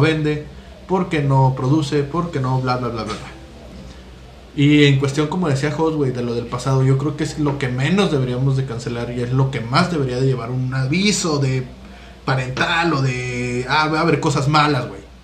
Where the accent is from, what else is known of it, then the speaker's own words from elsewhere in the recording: Mexico; no estamos libres de la cancelación tampoco como mexicanos